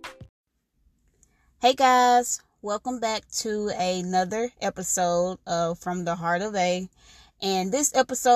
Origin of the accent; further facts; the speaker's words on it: Vicksburg, Mississippi, United States; my hometown, Vicksburg, Mississippi